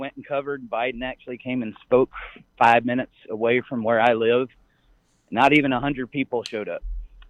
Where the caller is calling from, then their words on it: Columbus, Georgia, United States; I'm calling in from Columbus, Georgia.